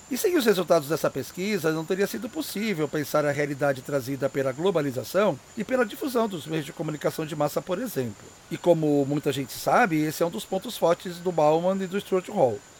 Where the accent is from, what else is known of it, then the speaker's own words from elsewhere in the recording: São Paulo, Brazil; born there; Por isso, mesmo tendo nascido aqui em São Paulo, eu sempre me senti e me vi como chinês.